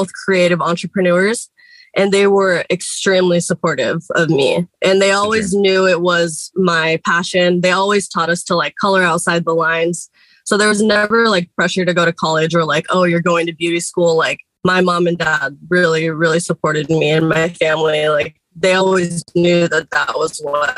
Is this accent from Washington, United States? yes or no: yes; Seattle, Washington, United States; I grew up in Seattle, Washington.